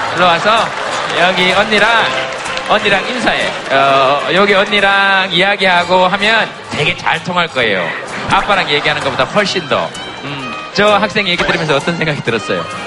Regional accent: Gyeongsang, South Korea; 경상도 남자가

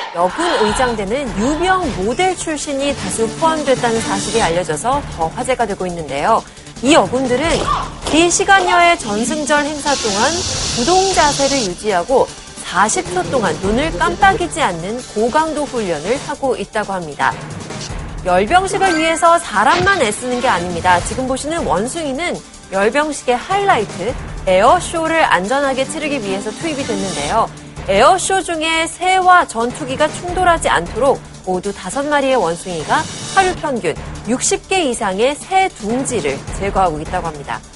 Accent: Germany; Korean is a second language; moved away as an adult; now in South Korea

